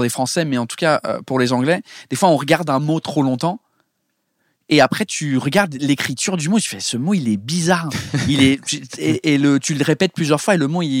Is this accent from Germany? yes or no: no; England, United Kingdom; now in France; même si le premier spectacle euh, a été marketé comme je suis un Anglais en France